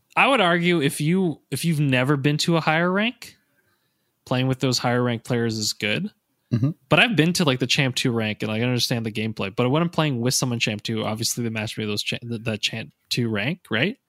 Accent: Canada; most of the coaches and myself are Canadian

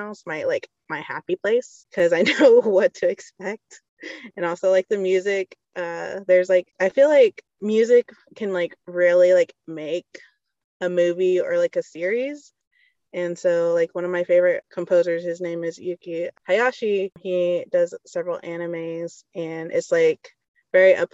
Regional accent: Seminole, Oklahoma, United States; now in Sperry, United States; Seminole though.

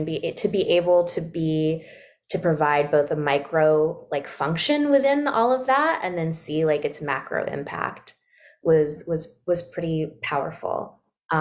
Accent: Sacramento, California, United States; moved away as an adult; also born or lived in Washington, District of Columbia, United States / Brooklyn, New York; now in Brooklyn and Washington, DC, United States; a mixed race Black girl growing up in Sacramento, California

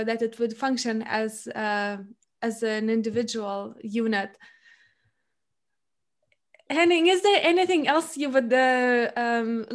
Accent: Lithuania; I come from a family which was in and still is in a small Lithuanian town. So I come from the Baltic country

